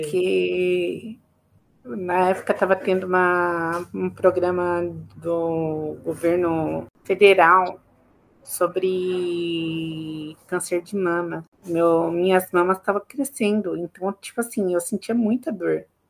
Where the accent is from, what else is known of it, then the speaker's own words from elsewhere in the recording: Campo Limpo Paulista, São Paulo, Brazil; eu nasci em São Paulo, só nasci em São Paulo, mas eu sempre morei em Campo Limpo Paulista